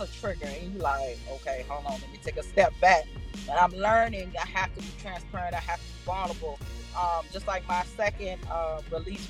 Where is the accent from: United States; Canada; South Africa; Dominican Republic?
United States; New York; we was born in New York